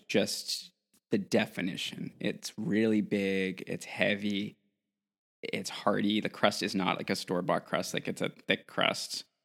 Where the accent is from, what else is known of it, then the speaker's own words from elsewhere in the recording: New England, United States; moved away; I grew up in New England, and there were always these Italian bakeries